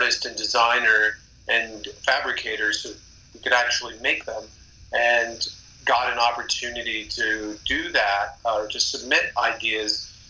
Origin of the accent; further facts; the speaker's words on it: Minnesota, United States; I grew up in Minnesota playing in the northwestern suburbs